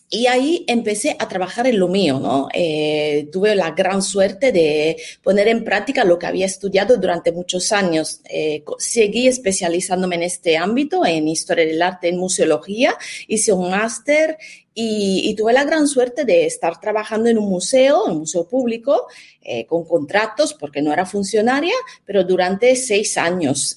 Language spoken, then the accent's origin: Spanish; Italy; Spanish is a second language; moved away as an adult; now in Spain; soy italiana, me licencié en Italia